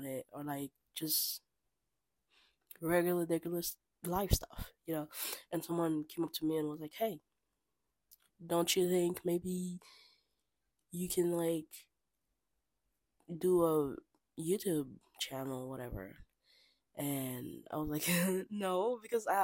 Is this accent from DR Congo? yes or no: yes; Kinshasa, DR Congo; moved away as an adult; now in United States; I was born and raised in Kinshasa, DR Congo